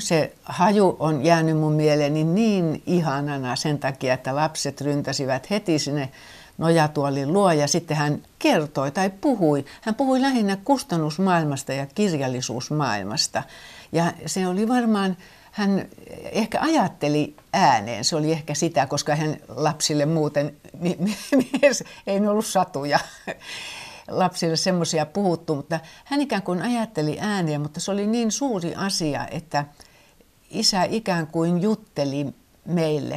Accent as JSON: {"language": "Finnish", "town": "Helsinki", "region": "Uusimaa", "country": "Finland", "tie": "born or raised there", "also_born_or_lived": "Syväsalmi", "moved": "yes", "lives_now": "Somerniemi, Finland", "said": "meillä Helsingissä"}